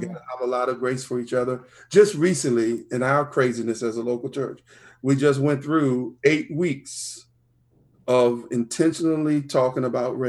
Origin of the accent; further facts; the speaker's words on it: Richmond, Virginia, United States; But I grew up in the East End of Richmond, which is the beautiful part of my story.